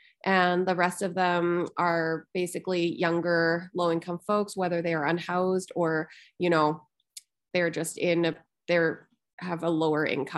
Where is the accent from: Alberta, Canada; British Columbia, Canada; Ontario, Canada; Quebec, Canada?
Alberta, Canada; Calgary; moved away; I was also born and raised in Calgary to Chinese parents who were refugees from the Vietnam War.